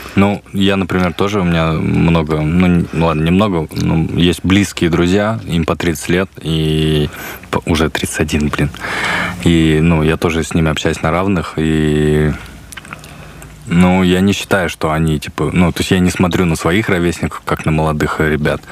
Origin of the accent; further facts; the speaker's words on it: Buryatia, Russia; у нас самобытно достаточно для западных э, туристов